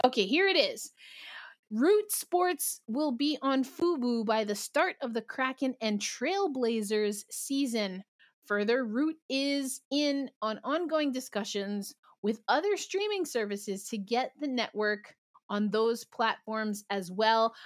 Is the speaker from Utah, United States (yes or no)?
no; New York City, New York, United States; I'm a New Yorker